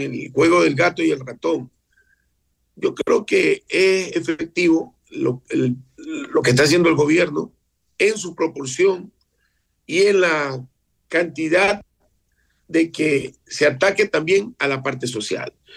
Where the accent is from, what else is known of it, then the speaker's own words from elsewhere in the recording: Esmeraldas, Ecuador; nací en Esmeraldas